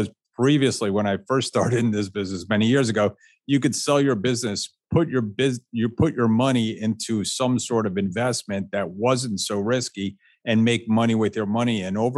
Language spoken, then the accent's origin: English; Florida, United States; from Florida, and kids must know how to swim.